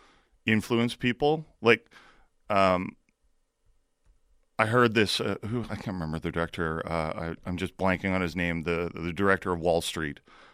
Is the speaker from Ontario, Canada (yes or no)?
yes; Hamilton, Ontario, Canada; I'm from Hamilton.